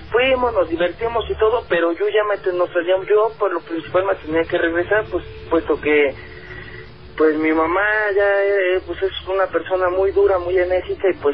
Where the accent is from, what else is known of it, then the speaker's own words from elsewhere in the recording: Xalapa, Veracruz, Mexico; now in Mexico City, Mexico; yo soy de Veracruz, de Jalapa, Veracruz, este, del municipio del Castillo, a un ladito de, de, Jalapa, pues.